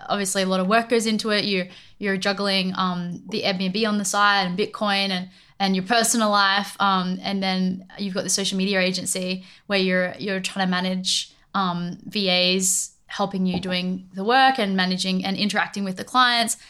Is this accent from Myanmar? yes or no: no; Australia; i'm from australia